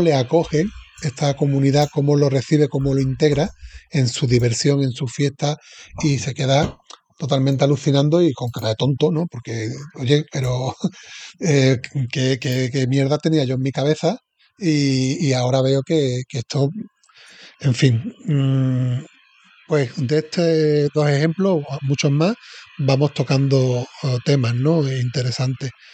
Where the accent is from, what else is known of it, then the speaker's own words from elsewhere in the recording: Seville, Andalusia, Spain; Sevilla, que soy de Sevilla